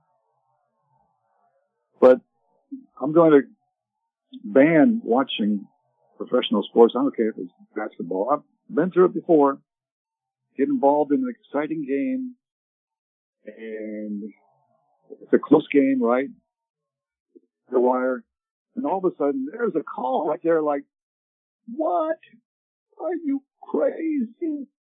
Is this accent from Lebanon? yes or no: no; Canada; also born or lived in Ottawa, Canada; now in United States; I grew up in Canada